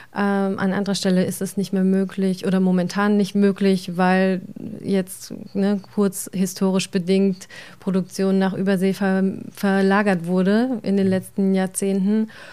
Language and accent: German; Germany; bei uns in Deutschland oder in der Region